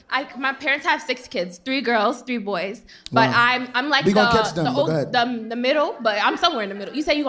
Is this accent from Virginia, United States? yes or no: no; New York City, New York, United States; I'm from Queens.